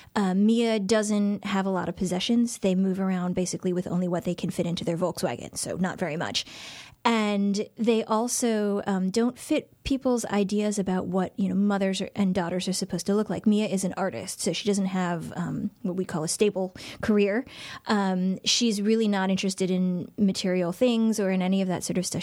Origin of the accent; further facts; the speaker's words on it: Shaker Heights, Ohio, United States; moved away as an adult; Shaker Heights, which is my hometown. Um, it's where I lived from about age ten until I went away to college.